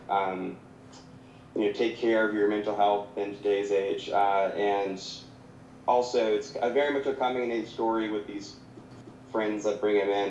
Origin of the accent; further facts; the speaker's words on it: Savannah, Georgia, United States; also born or lived in North Carolina / Augusta, Georgia; I grew up in Savannah